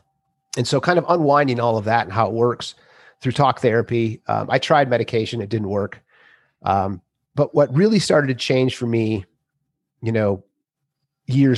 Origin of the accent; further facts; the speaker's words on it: Minnesota, United States; I'm 54. I grew up in Minnesota